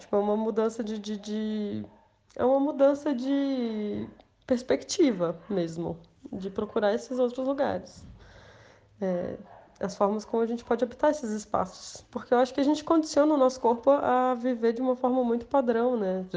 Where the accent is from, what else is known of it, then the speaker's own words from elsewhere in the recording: Brasília, Federal District, Brazil; moved away as an adult; also born or lived in São Paulo; eu sou de Brasília, na verdade, eu estava morando em São Paulo, mas agora a pandemia me fez voltar.